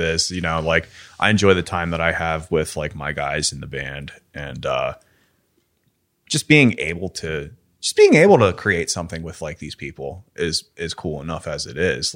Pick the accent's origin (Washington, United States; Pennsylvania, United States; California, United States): Pennsylvania, United States; Pittsburgh; you were a kid, like, in Pittsburgh.